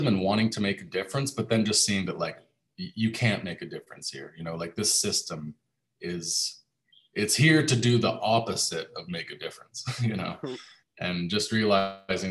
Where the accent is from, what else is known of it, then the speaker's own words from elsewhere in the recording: Canada; moved away as an adult; now in Panama; I moved away from my home country, Canada.